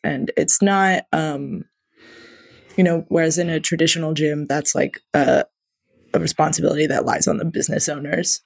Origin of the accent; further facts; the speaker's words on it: a small Midwestern town, United States; now in Chicago, United States; I'm from a, a small Midwestern town